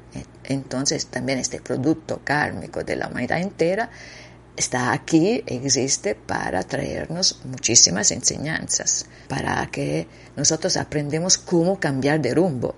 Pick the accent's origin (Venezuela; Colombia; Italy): Italy; Spanish is a second language; moved away; also born or lived in Costa Rica; Yo soy italiana